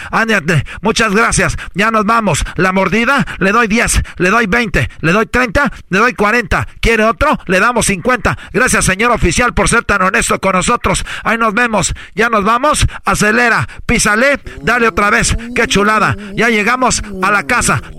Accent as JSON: {"language": "Spanish", "country": "Mexico", "said": "como buenos mexicanos, {S5} necesitamos. pero, pero {S7} como buen mexicano mexicano, tenemos aquí"}